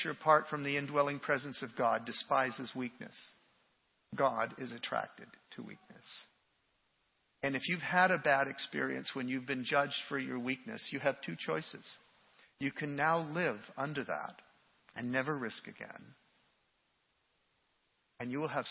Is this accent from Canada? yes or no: yes; Canada; me as a Canadian